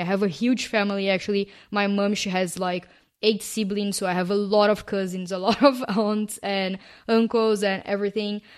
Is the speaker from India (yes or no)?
no; Brazil; first language Portuguese; English is a second language; moved away as an adult; also born or lived in Canada / London / Paris / Australia; I have lived outside of my home country, which is Brazil